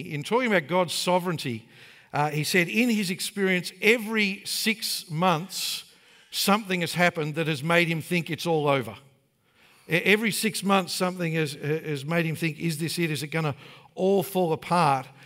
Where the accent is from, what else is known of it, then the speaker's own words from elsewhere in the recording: Brisbane, Queensland, Australia; I grew up in Sunnybank